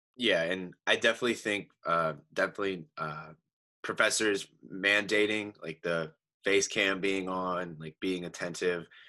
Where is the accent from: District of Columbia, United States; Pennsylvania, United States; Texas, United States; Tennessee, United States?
Pennsylvania, United States; Easton; I am from Easton, Pennsylvania